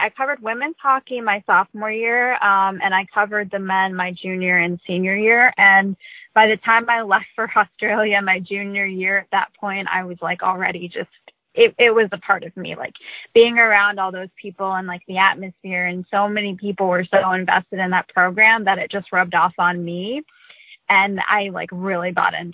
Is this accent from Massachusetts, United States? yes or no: yes; Boston, Massachusetts, United States; born there; actually grew up a big football fan because my parents lived in Cleveland, so we never watched hockey but I was born in Boston, so I was pretty loyal to all Boston teams.